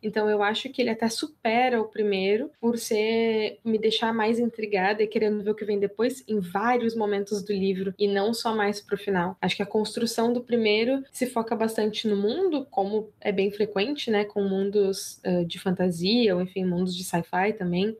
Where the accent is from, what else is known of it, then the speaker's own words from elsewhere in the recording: Rio Grande do Sul, Brazil; eu sou gaúcha